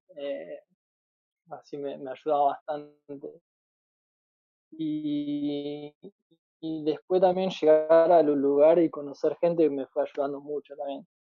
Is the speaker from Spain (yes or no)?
no; Argentina